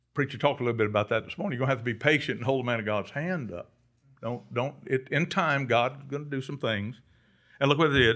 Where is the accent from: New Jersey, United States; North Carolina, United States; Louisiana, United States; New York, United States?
Louisiana, United States; Cajun; I'm a Cajun